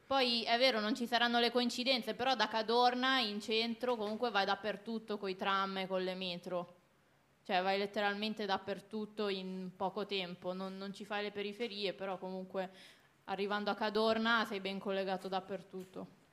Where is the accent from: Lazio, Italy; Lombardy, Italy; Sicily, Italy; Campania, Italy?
Lombardy, Italy; Busto Arsizio; vengo da Busto Arsizio, la ridente